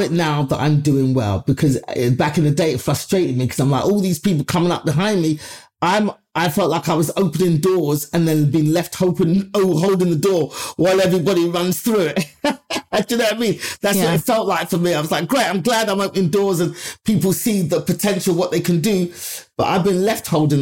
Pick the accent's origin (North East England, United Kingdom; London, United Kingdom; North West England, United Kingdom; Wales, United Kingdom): London, United Kingdom; my life growing up in London